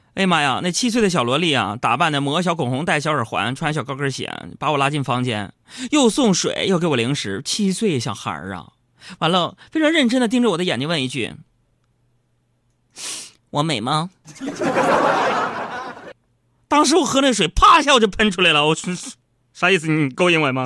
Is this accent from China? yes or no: yes; Northeast China, China; 我们东北人